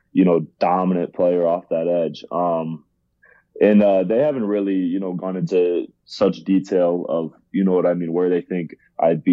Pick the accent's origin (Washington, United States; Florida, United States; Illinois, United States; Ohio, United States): Ohio, United States; I grew up in Ohio